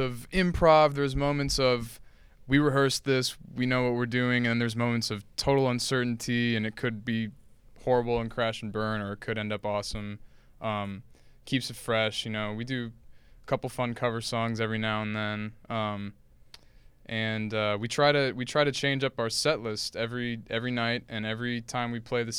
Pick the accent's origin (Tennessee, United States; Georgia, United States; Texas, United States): Georgia, United States; Atlanta; moved away as an adult; also born or lived in Statesboro, Georgia; now in Athens, United States; But we're all originally from Metro Atlanta. We all kind of grew up around the Atlanta area